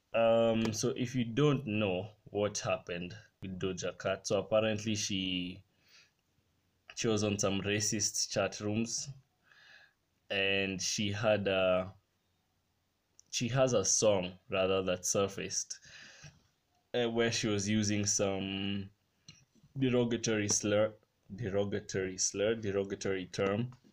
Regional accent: Kenya; my country right now in kenya

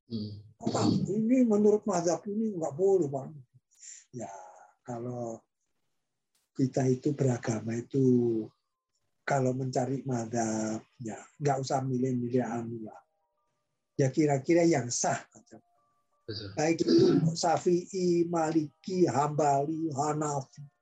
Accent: Indonesia; born there; Ya, saya kan ya lahir di Indonesia.

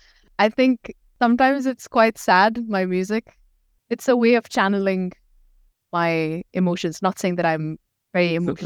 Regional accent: Pakistan; So like I'm from Pakistan, so we speak Urdu as our main. We have multiple languages in Pakistan, but Urdu is the main one.

